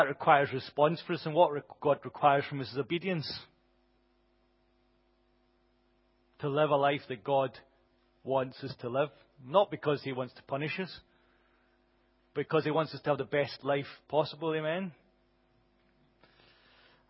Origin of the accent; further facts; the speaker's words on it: Glasgow, Scotland, United Kingdom; I grew up in Glasgow